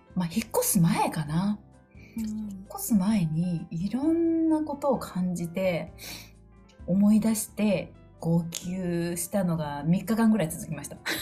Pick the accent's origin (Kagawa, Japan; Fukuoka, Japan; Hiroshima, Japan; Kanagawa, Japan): Kagawa, Japan; Kan'onji; moved away; 私は香川県観音寺市に生まれて観音寺市の魚屋さんのおじいちゃんとあの水戸用のあの農家のおじいちゃんおばあちゃんのところですごい自然の恵みを豊かに育ってうん、育ててもらった